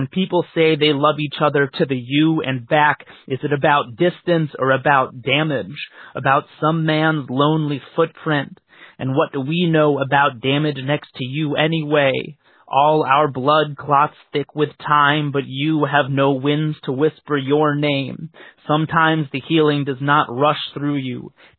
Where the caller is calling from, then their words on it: Oakland, California, United States; I'm calling from Oakland, California